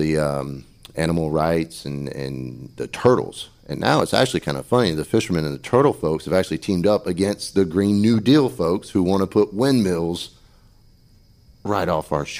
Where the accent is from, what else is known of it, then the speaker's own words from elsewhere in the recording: Pamlico County, North Carolina, United States; I was born and raised in Pamlico County